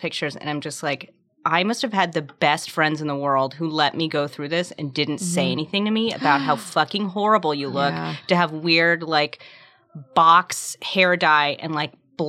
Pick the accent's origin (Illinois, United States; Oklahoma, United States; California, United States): California, United States; Sacramento; I'm from Sacramento.